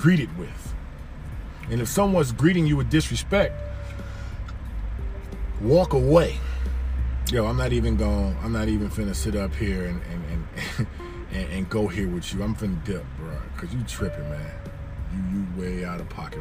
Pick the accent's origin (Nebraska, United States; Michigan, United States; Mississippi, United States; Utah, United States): Michigan, United States; Detroit; also born or lived in Miami, Florida; I grew up in Detroit, Michigan in the 80s